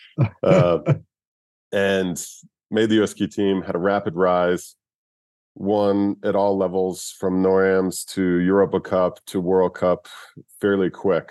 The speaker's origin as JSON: {"language": "English", "town": "Sundance", "region": "Utah", "country": "United States", "tie": "born or raised there", "also_born_or_lived": "Provo, Utah", "said": "I was born in Provo, Utah. At the age of 3 or 4, we moved up to Sundance"}